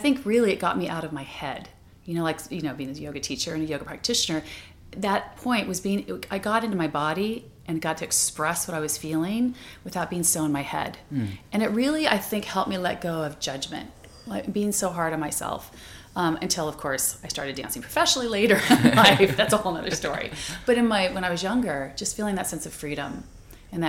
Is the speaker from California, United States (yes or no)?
yes; Orange County, California, United States; when I grew up in Orange County, which is not that far from here, and it was very Caucasian, it was the 60s, mid-60s